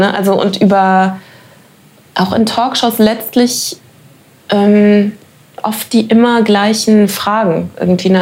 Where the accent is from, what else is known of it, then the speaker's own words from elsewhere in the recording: Germany; ich bin Deutsche